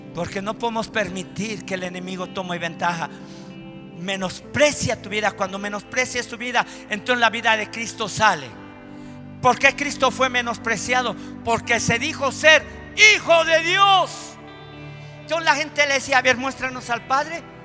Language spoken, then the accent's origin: Spanish; Mexico; en nuestro país, en México